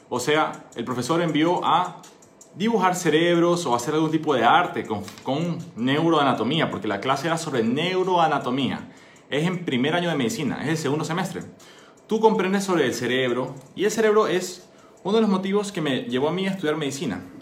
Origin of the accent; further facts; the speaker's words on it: Ecuador; soy médico, soy ecuatoriano, soy emprendedor.